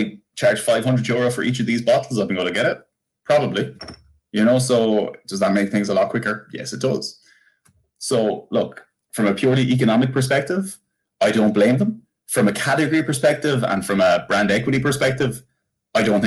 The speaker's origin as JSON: {"language": "English", "town": "Bunclody", "region": "Leinster", "country": "Ireland", "said": "I'm from Bunclody."}